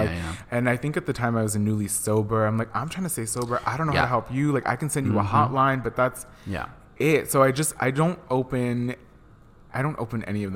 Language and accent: English; Los Angeles, California, United States; I grew up in Hollywood. Like I'm from the Melrose and Vine area